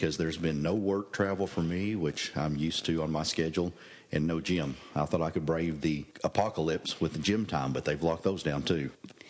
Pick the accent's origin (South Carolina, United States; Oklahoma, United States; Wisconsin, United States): Oklahoma, United States; moved away